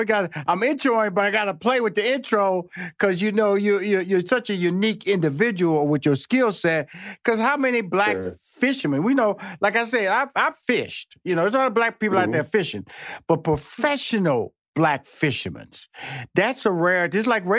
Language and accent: English; Texas, United States; because I'm from Texas. I always got to throw out that Texas connection.